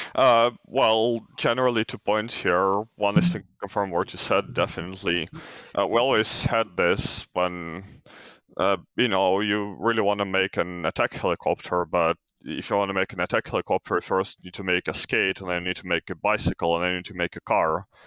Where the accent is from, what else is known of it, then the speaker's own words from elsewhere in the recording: Ukraine; I'm from Ukraine